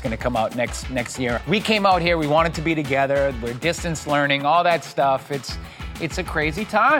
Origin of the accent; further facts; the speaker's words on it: Boston, Massachusetts, United States; In my hometown in Boston